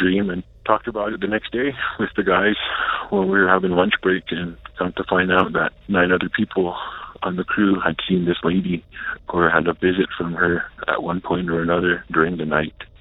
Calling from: Taos Pueblo, New Mexico, United States; I'm calling from Taos Pueblo, New Mexico

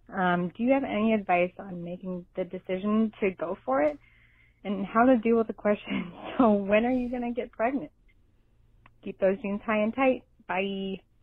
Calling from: Minnesota, United States; I'm calling from Minnesota.

